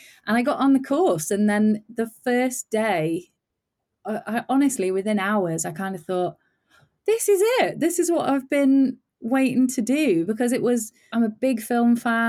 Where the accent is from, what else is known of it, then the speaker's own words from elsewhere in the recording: Midlands, United Kingdom; And you know, I grew up in the Midlands, like towards the north of England